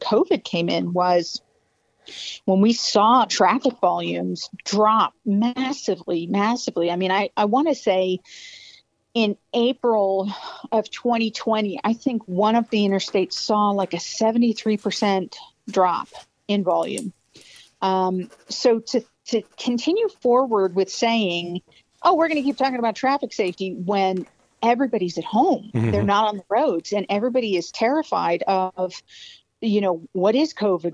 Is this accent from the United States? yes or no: yes; Spotsylvania County, Virginia, United States; I grew up in Spotsylvania County, but, you know, my father's from Greece, so the concept of me being Southern is not necessarily completely accurate